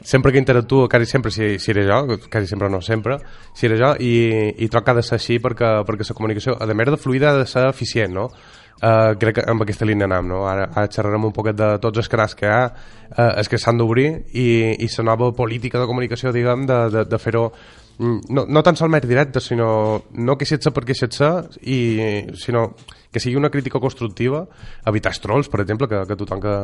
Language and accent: Catalan; Marratxí, Balearic Islands, Spain; also born or lived in Granada / Valencia / Barcelona; jo he estat marratxiner, que he viscut fora